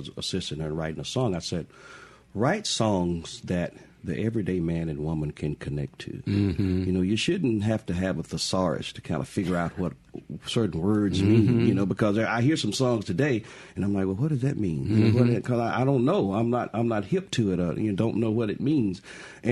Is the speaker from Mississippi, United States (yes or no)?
yes; Crystal Springs, Mississippi, United States; born and raised in Crystal Springs